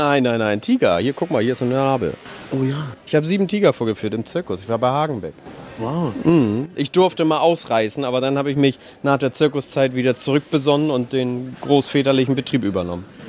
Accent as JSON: {"language": "German", "region": "Hamburg", "country": "Germany", "said": "wir kommen selber aus vier Landen, genauer gesagt aus Neuengamme"}